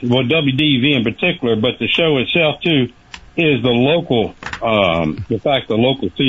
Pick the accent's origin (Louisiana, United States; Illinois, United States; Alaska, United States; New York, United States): Louisiana, United States; we were born and raised in Louisiana, and so we live outside of Baton Rouge